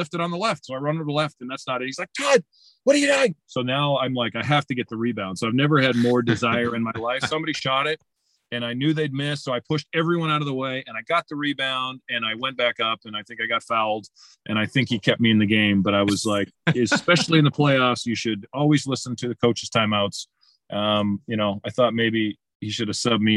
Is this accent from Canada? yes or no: yes; Winnipeg, Manitoba, Canada; moved away as an adult; also born or lived in Washington; I loved growing up in Winnipeg.